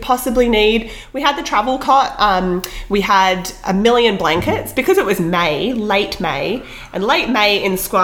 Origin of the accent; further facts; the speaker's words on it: Australia; now in British Columbia, Canada; as a kid myself, I grew up in Australia camping a lot